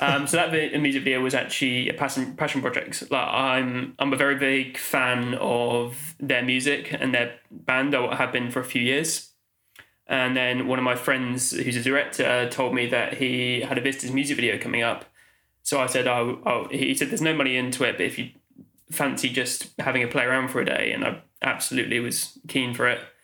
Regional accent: Oxford, South East England, United Kingdom; moved away as an adult; now in London, United Kingdom; I grew up in Oxfordshire, uh, Oxford

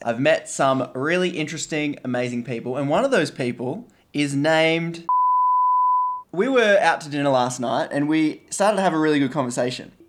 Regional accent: Australia; being Australian

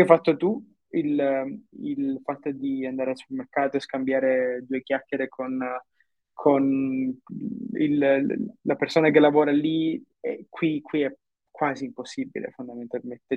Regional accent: Brindisi, Apulia, Italy; moved away as an adult; also born or lived in Milan / Dublin; now in Singapore; io sono nato a Brindisi, in Puglia, nel sud Italia, eh, dove ho vissuto per circa 22-24 anni

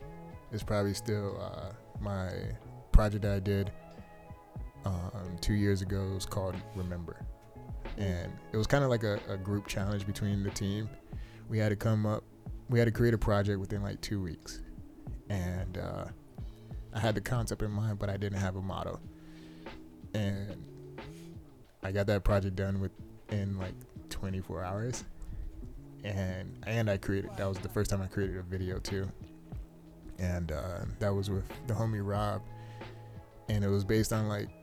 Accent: Bridgeport, Connecticut, United States; born and raised in Bridgeport.

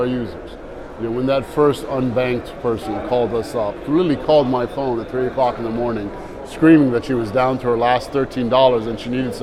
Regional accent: New York, United States; born or raised there; also born or lived in Egypt

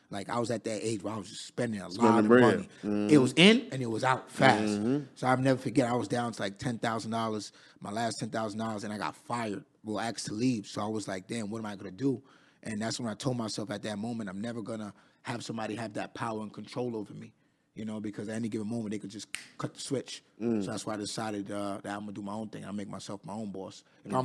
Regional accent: Queens, New York, United States; I'm from Queens, New York. Raised in Queens.

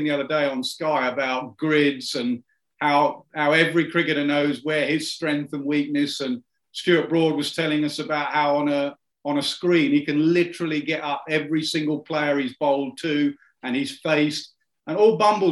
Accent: Ilford, London, United Kingdom; also born or lived in Durham; when I was growing up in Ilford

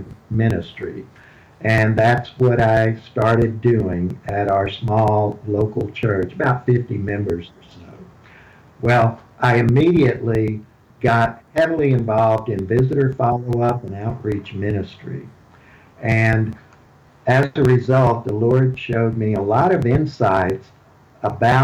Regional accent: Houston, Texas, United States; I was born and raised in Houston. You can tell that by my accent

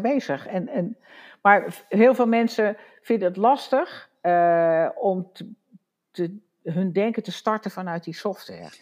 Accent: Wageningen, Gelderland, Netherlands; ik kom uit Wageningen, dus ik ken, ken Veld en Beek ook al heel lang

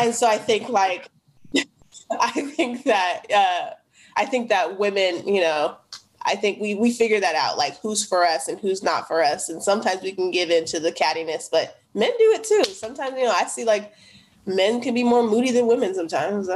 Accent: United States; where I grew up in the Northeast

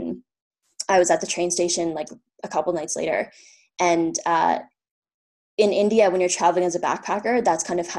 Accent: Ottawa, Ontario, Canada; moved away as an adult; I'm from Ottawa

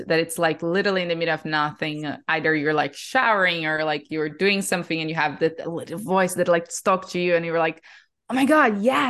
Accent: Brazil; moved away as an adult; now in Austin, United States; I am born and raised in Brazil. I was there my whole life and end up here in the US because of my now husband, who is American.

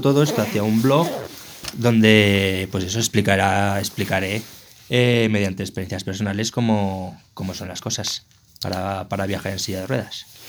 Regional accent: Zaragoza, Aragon, Spain; soy de Zaragoza

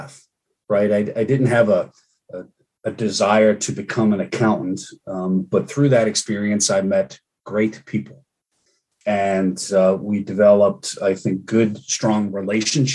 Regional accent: Cambridge, Massachusetts, United States; I grew up in Cambridge

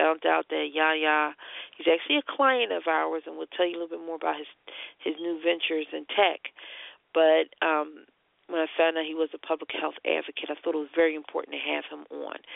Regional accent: Philadelphia, Pennsylvania, United States; I'm from Philly

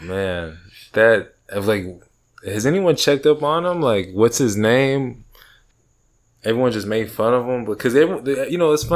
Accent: Texas, United States; born or raised there; also born or lived in New York

